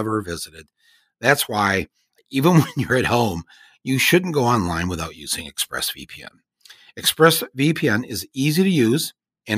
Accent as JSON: {"language": "English", "region": "Michigan", "country": "United States", "tie": "born or raised there", "said": "white guys I grew up with in Michigan"}